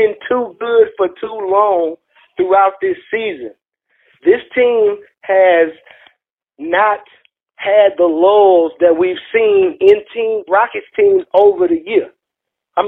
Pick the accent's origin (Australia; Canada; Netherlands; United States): United States; Houston, Texas; I'm from Houston